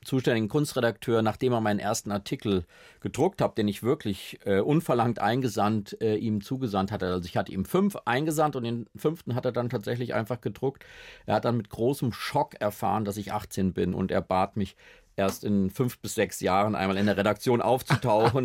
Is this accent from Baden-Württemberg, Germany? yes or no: no; Schlitz, Hesse, Germany; now in Berlin, Germany; bei uns in Schlitz in der Familie oder in der Straße